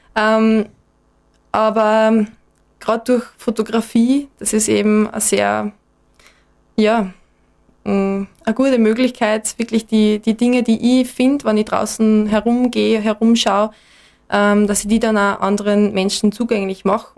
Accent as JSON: {"language": "German", "town": "Enns", "region": "Upper Austria", "country": "Austria", "moved": "as an adult", "lives_now": "Graz, Austria", "said": "bin ursprünglich aus Enns in Oberösterreich."}